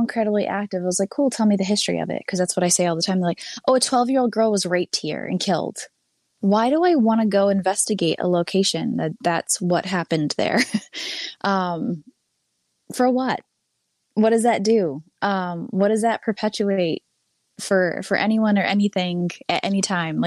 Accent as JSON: {"language": "English", "region": "Massachusetts", "country": "United States", "tie": "born or raised there", "said": "my hometown, the year I was born"}